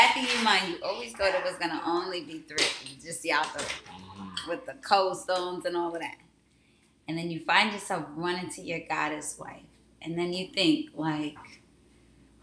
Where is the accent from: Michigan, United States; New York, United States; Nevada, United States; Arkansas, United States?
New York, United States; I'm from New York